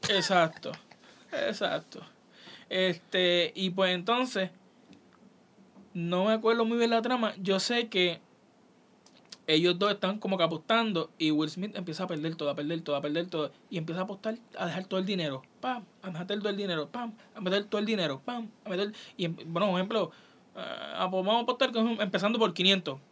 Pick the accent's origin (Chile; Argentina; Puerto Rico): Puerto Rico; San Lorenzo; yo soy de San Lorenzo, Puerto Rico. San Lorenzo es un, un pueblo de Puerto Rico